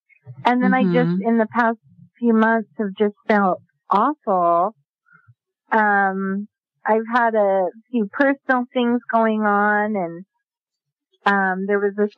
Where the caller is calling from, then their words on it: Sandy, Utah, United States; I'm from Sandy, Utah.